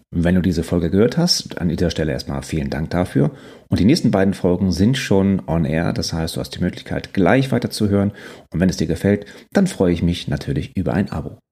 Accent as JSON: {"language": "German", "region": "Northern Germany", "country": "Germany", "also_born_or_lived": "Quickborn, Schleswig-Holstein", "said": "bin Norddeutscher durch und durch"}